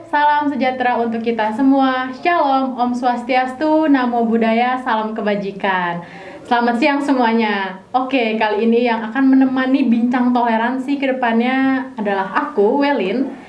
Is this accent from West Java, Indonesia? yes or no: yes; Cirebon, West Java, Indonesia; also born or lived in Jakarta; Uh, berarti Jogja ketemu Cina, lahirnya di Jakarta, besarnya di Cirebon.